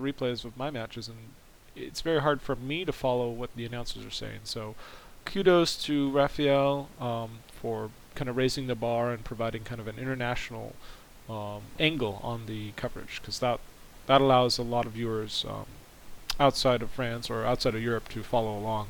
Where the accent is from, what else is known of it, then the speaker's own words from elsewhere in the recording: United States; as an American, and maybe even just a representative of North America